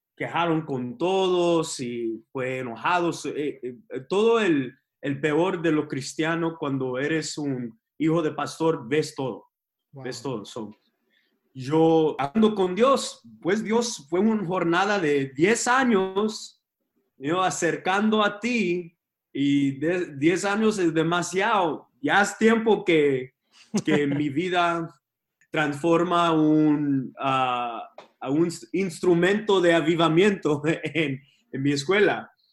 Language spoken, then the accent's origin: Spanish; Texas, United States; born or raised there; also born or lived in Los Angeles, California